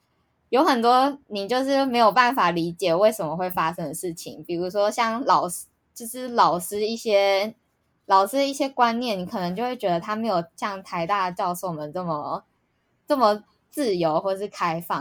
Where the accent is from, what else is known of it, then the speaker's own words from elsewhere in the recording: Hsinchu, Taiwan; 没有没有没有，我是新竹人，还是吃美而美。